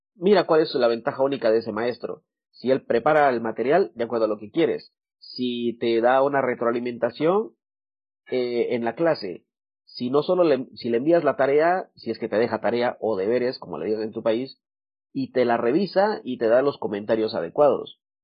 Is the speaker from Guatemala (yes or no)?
yes; Guatemala; Yo soy de Guatemala. En Guatemala tenemos expresiones como cabal, chilero, eh, ya vas, usamos mucho el vos